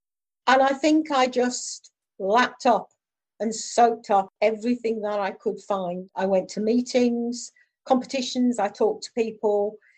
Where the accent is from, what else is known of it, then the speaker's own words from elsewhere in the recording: Ulverston, North West England, United Kingdom; now in London, United Kingdom; I mean, I moved down from Ulverston, Barry and Furness. If I'd lived up there, I would not have been involved in athletics.